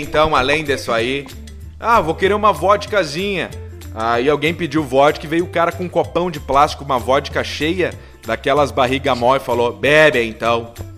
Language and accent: Portuguese; Rio Grande do Sul, Brazil; a gente é daqui do Sul